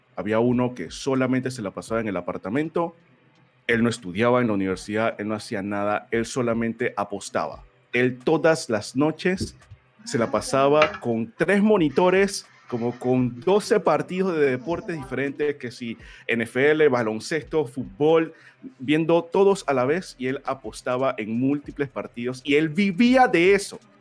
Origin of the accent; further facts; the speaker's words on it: Colón, Panama; moved away as an adult; also born or lived in Panama City; cuando yo me mudé de Colón, que es mi provincia, a, a la capital, yo me mudé solo